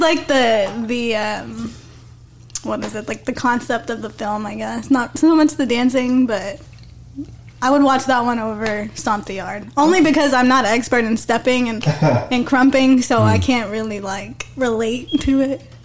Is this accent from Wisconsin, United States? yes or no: no; Odessa, Texas, United States; That's that's my hometown. That's West Texas.